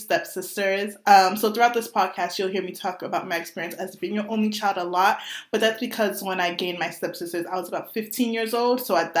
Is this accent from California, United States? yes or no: no; Boston, Massachusetts, United States; Yeah, so 24, single. I'm Haitian, born and raised in Boston.